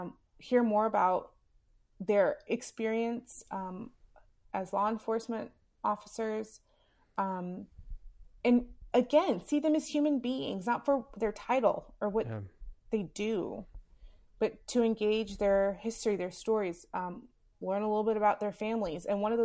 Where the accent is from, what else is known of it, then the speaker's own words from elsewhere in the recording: Southern United States, United States; Growing up in the South, for me as a Black woman in America, that flag means something significant.